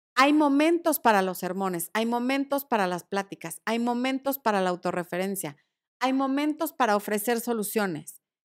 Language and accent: Spanish; Cuernavaca, Morelos, Mexico; Yo pasé gran parte de mi infancia en Cuerna.